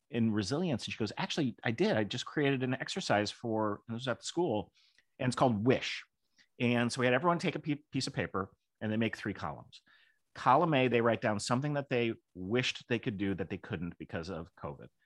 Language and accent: English; Kenilworth, Illinois, United States; I grew up in Kenneworth, Illinois, which could not have been more Republican.